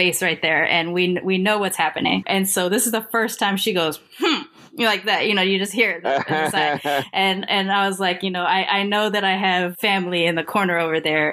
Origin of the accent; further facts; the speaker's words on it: Long Beach, California, United States; also born or lived in Sacramento, California; now in Boston, United States; I was born in Sacramento. I grew up in Long Beach